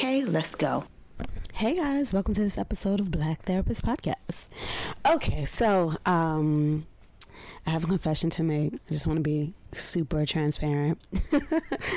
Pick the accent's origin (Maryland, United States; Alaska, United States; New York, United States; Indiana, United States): New York, United States; Brooklyn; born or raised there